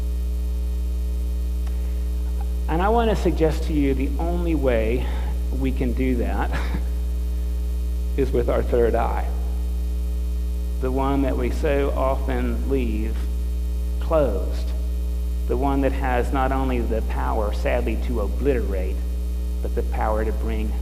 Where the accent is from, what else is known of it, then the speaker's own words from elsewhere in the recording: United States; being born American